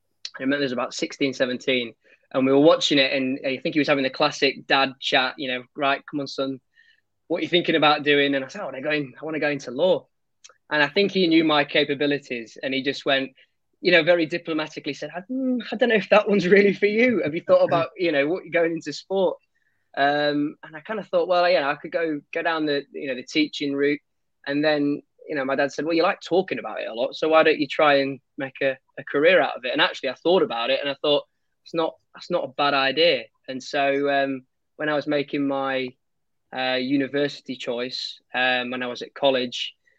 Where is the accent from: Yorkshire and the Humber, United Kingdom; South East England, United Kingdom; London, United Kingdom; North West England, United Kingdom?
Yorkshire and the Humber, United Kingdom; Pontefract; Yeah, well, I'm Yorkshire born and bred, although my accent, as my friends tell me, doesn't really suggest that. I'm from Pontefract, if anybody knows where that is.